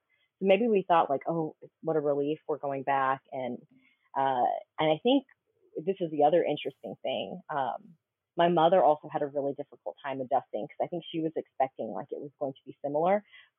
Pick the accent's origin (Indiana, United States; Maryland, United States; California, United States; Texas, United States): Texas, United States; Austin; also born or lived in Colorado; did go to Texas right before I started high school. And so I have the privilege of Austin, Texas being my hometown now because of that.